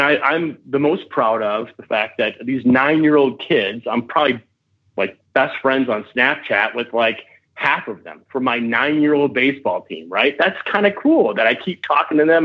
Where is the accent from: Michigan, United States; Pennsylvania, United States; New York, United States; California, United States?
Michigan, United States; I grew up in Michigan